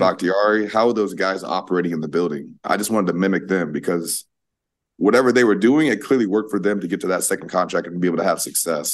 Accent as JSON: {"language": "English", "region": "Iowa", "country": "United States", "tie": "born or raised there", "moved": "as an adult", "lives_now": "New York City, United States", "said": "represent my hometown, represent Iowa as, as a state"}